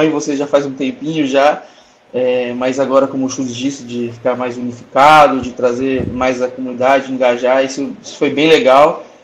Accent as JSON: {"language": "Portuguese", "town": "Campo Grande", "region": "Mato Grosso do Sul", "country": "Brazil", "said": "eu sou de Campo Grande, Mato Grosso do Sul."}